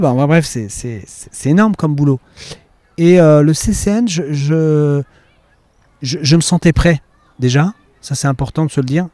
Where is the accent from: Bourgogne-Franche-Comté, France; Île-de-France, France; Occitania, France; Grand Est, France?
Grand Est, France; Romilly-sur-Seine; moved away; also born or lived in Le Havre; j'ai grandi à Romilly-sur-Seine